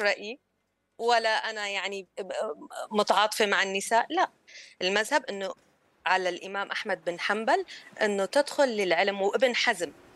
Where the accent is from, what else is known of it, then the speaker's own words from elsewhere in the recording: Syria; كسوريين وسوريات